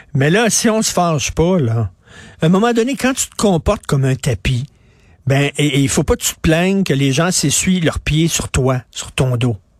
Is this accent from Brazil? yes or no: no; Montreal, Quebec, Canada; moved away; Je viens de Verdun. J'y vais régulièrement voir ma mère, ma sœur qui habite à Verdun